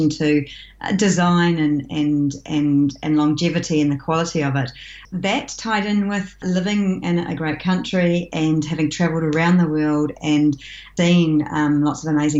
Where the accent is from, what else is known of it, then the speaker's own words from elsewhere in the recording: New Zealand; I was born and I live in New Zealand with my husband